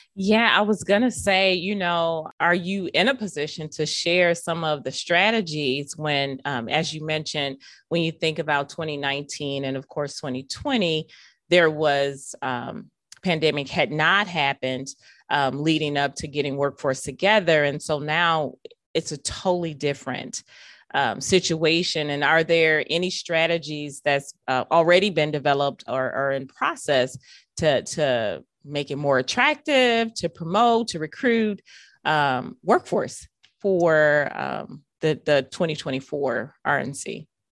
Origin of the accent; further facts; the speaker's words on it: Milwaukee, Wisconsin, United States; to have grown up here my entire life